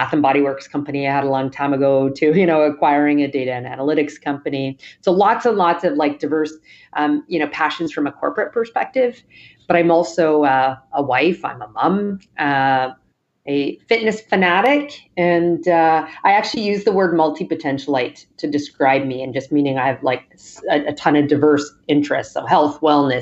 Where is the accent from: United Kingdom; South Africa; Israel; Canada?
Canada; Western Canada; moved away as an adult; also born or lived in Toronto, Canada; now in New York, United States; I'm originally from Canada, live in New York now, but I grew up on Western Canada